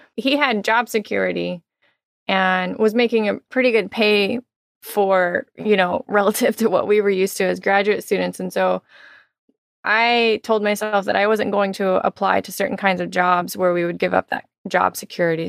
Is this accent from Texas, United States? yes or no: yes; Texas, United States; moved away; also born or lived in Miami; I'm originally from Texas, so I'm very excited to be returning to my home state